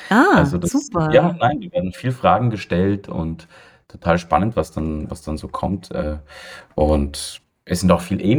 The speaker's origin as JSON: {"language": "German", "region": "Vienna", "country": "Austria", "tie": "born or raised there", "said": "ich bin ja in Wien geboren und aufgewachsen und war mein ganzes Leben hier"}